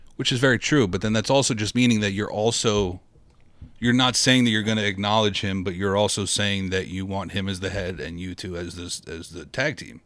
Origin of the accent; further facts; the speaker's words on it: New York, United States; I'm from New York